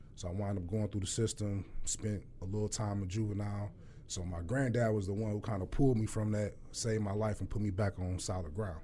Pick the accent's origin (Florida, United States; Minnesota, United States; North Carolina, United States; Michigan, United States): Michigan, United States; Detroit; born and raised Detroit